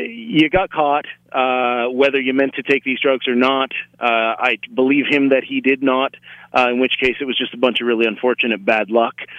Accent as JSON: {"language": "English", "country": "Canada", "said": "as a Canadian"}